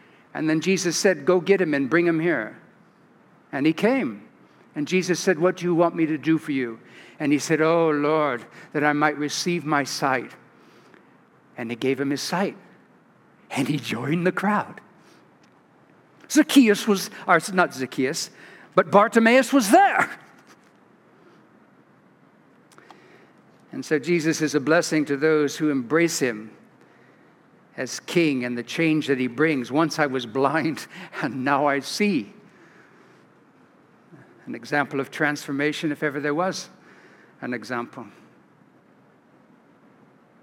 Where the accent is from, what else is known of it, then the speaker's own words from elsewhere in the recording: California, United States; now in Sugar Land, United States; I'm from California